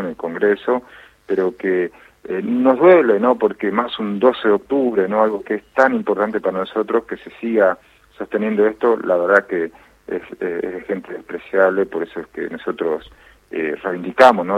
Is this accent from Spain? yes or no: no; Jujuy, Argentina; yo soy jujeño, yo soy la mayoría en Jujuy, somos Coya